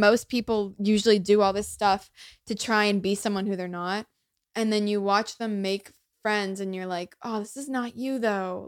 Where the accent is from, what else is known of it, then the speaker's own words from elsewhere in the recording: United States; first language English; I, like, grew up here. I'm so lucky to have, like, this be my first language